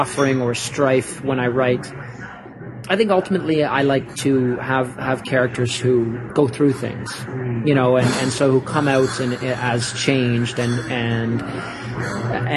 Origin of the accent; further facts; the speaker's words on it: St. Catharines, Ontario, Canada; also born or lived in Niagara Falls; now in Toronto, Canada; I'm a son of Niagara Falls. I grew up in St. Catharines, which is about 20 minutes away